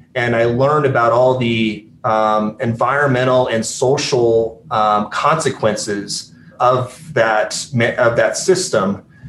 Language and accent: English; Aurora, Colorado, United States; also born or lived in Grand Junction, Colorado / Belgium / Iraq; I grew up there the first ten years of my life